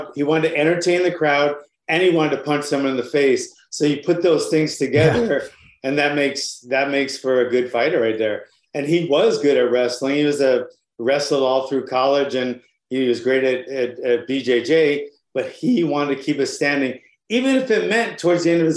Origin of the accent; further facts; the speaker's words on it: Honolulu, Hawaii, United States; I got started in Honolulu, Hawaii. I'm from Honolulu, Hawaii.